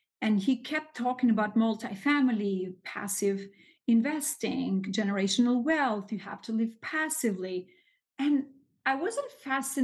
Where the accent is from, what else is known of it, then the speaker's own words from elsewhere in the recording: Albania; English is a second language; moved away as an adult; now in New York City, United States; I was born and raised in Albania